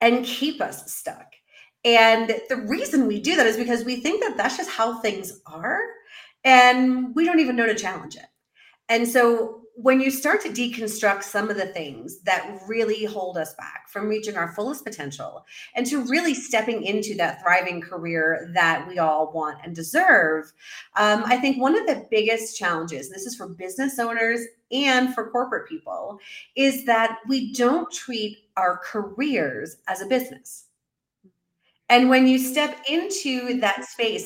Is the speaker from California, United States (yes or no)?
no; New York City, New York, United States; moved away as an adult; also born or lived in Central America; now in Mexico City, Mexico; as a New Yorker